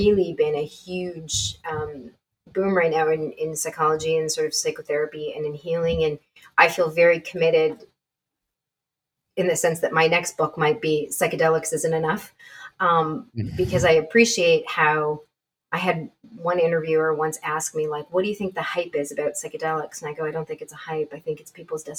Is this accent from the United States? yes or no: no; Canada; I'm Canadian